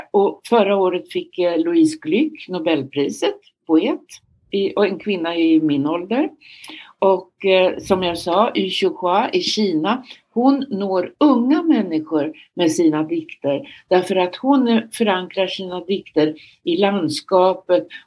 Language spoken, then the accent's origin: Swedish; Örebro, Örebro County, Sweden; Jag växte upp i Närke i Örebro, men man brukar säga jag har ingen Närke-dialekt kvar i Viby.